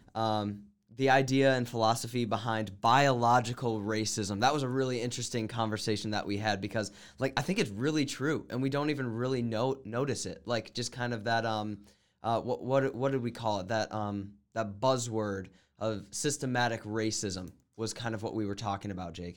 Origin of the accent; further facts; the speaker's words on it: New Mexico, United States; I grew up in New Mexico